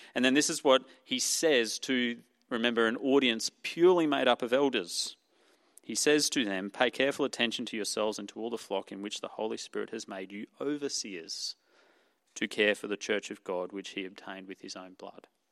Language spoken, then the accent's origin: English; Australia; accent: Ocker; my Ocker accent